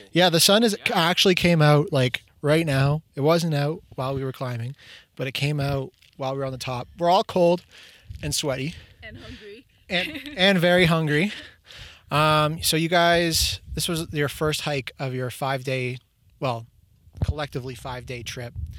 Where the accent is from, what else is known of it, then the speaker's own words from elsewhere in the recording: Markham, Ontario, Canada; I'm from Markham too